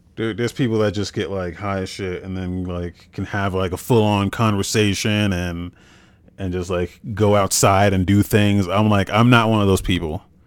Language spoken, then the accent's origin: English; United States; moved away as an adult; also born or lived in Biloxi, Mississippi / Germany; I'm from New York, Jersey